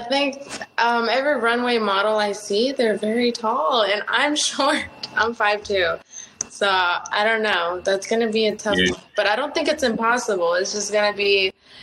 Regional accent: Los Angeles, California, United States; first language Spanish; English is a second language; I grew up speaking Spanish with my family, but now I'm living out here in Los Angeles

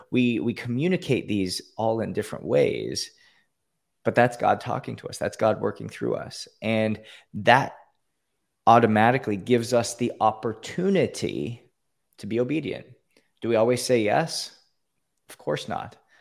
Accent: Canada; now in Florida, United States; I grew up in Canada, born and raised in Canada.

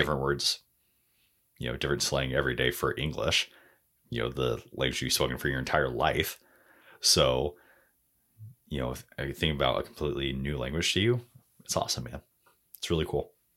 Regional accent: United States; accent: American

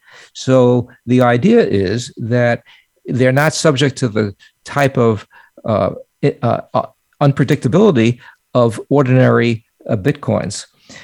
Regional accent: New York, United States; accent: New York; I was afraid I would, you know, pick up my New York accent again.

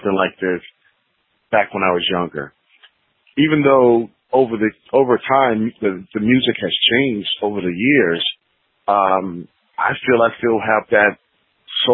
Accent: Rochester, New York, United States; now in Atlanta, United States; originally from Rochester, New York

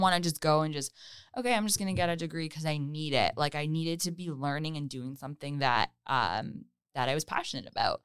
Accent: Hamilton, Ontario, Canada; moved away as an adult; now in Toronto, Canada; I was born and raised in Hamilton

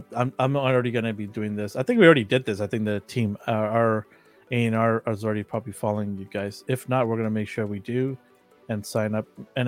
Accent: Vancouver, British Columbia, Canada; I'm from Vancouver, but I'm not a Canucks fan.

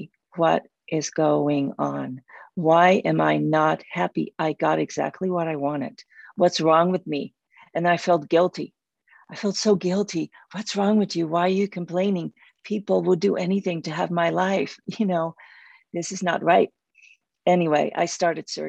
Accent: Netherlands; moved away as an adult; I grew up in Holland and lived there until I was 26.

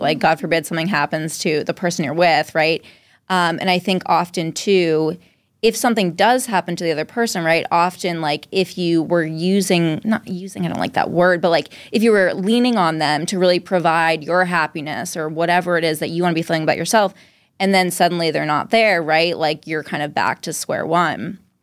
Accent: Dover, Massachusetts, United States; also born or lived in Cambridge, Massachusetts / Somerville, Massachusetts; now in Boston, United States; I was born in Dover, Mass, which is like right near Wellesley, Natick

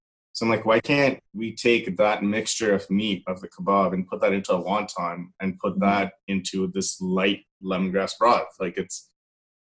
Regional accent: Pakistan; now in Toronto, Canada; everyone's house had a different chicken curry, like growing up in Pakistan

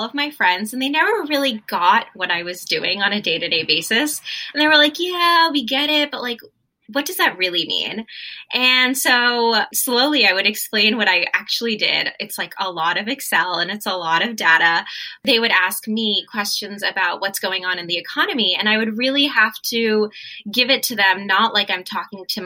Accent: Hastings-on-Hudson, New York, United States; moved away as an adult; also born or lived in Washington, D.C.; I grew up in New York, outside of New York City, a small little cute like hippie town called Hastings-on-Hudson

